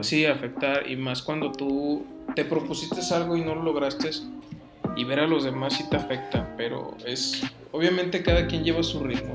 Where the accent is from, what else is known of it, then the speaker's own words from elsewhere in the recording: Mexico; aquí en México eran muy distintas las, las vivencias sociales en las cuales hay gente que tenía, no tenía, tenía lo suficiente. Y por parte mía eran de no tener lo suficiente